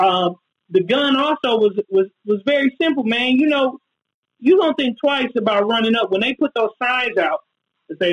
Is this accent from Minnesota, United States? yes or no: yes; Minneapolis, Minnesota, United States; Near North, the hood where I grew up, is like 85% black.